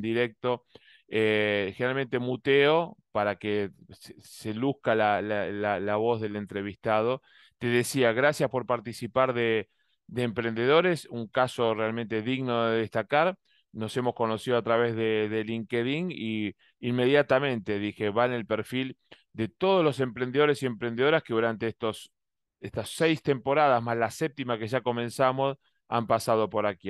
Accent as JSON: {"language": "Spanish", "country": "Argentina", "moved": "yes", "lives_now": "Miami, United States", "said": "como decimos en Argentina, en mi país"}